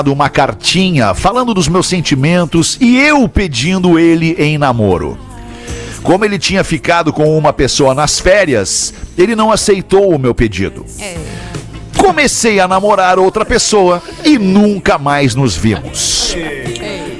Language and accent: Portuguese; Blumenau, Santa Catarina, Brazil; Eu sou de Blumenau, Santa Catarina e gostaria de contar a minha história com o meu namorado